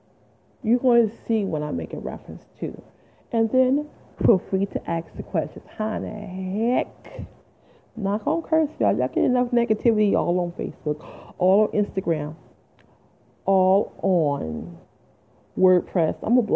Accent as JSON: {"language": "English", "town": "Detroit", "region": "Michigan", "country": "United States", "moved": "as an adult", "lives_now": "New Jersey, United States", "said": "I'm originally from Detroit, Michigan, 313. I ain't lived there in 20 years, though, okay? I live in Jersey. I love Jersey."}